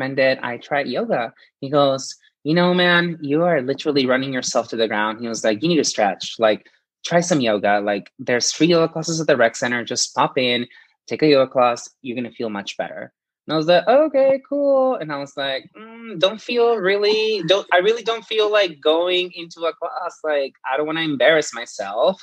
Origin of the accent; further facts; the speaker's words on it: Presidio, Texas, United States; also born or lived in Chihuahua, Mexico; I grew up in this really small border town called Presidio